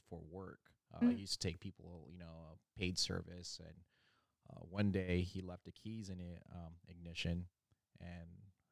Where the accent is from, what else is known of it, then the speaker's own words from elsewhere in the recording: Oceanside, California, United States; also born or lived in Philippines / San Diego / Mexico; now in Paso Robles, United States; I was born in Philippines. I moved here when I was 8. I moved here in the U.S. in Oceanside, California when I was 8. And pretty much stayed here